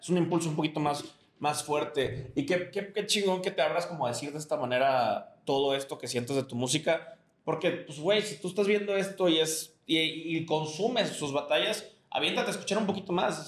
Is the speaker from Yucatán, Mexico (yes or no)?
yes; Yucatán, Mexico; Somos de Yucatán, estamos en Yucatán